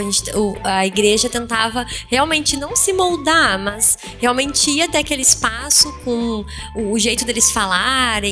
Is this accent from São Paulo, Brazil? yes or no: yes; Leme, São Paulo, Brazil; lá na minha cidade, Leme, interior de São Paulo